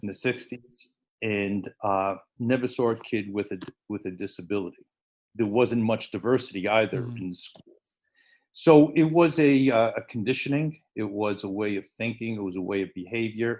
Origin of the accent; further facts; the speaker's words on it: New York City, New York, United States; I grew up in the Bronx. Uh, I went to public school in the Bronx, PS 56